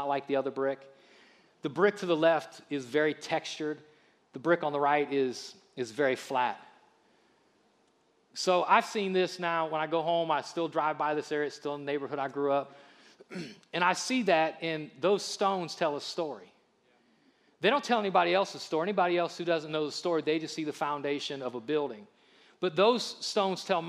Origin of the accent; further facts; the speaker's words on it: Akron, Ohio, United States; moved away; I'm from Akron